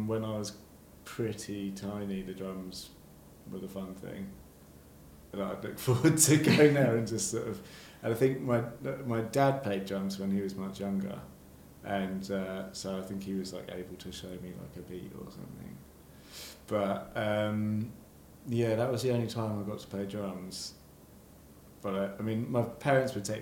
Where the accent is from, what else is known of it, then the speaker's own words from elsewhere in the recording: Shrewton, South West England, United Kingdom; now in Brighton, United Kingdom; I grew up in Wiltshire, about a mile from Stonehenge